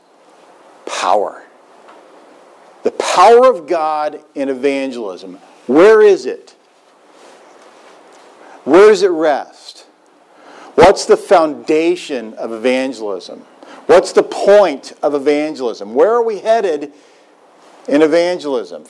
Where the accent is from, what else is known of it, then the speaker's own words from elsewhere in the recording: Joppa, Missouri, United States; moved away; my hometown, Joppa, Missouri